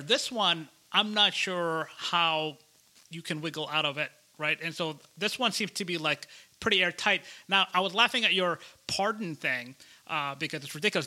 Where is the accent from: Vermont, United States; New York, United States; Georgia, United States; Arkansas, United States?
Georgia, United States; my home state here of Georgia